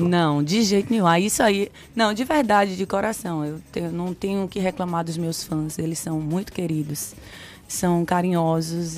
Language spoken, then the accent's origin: Portuguese; Sobradinho, Bahia, Brazil; born or raised there; also born or lived in Pernambuco; now in Salvador, Brazil